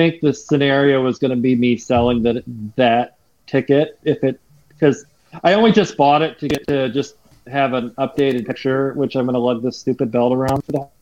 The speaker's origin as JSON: {"language": "English", "region": "Michigan", "country": "United States", "said": "I'm from Michigan."}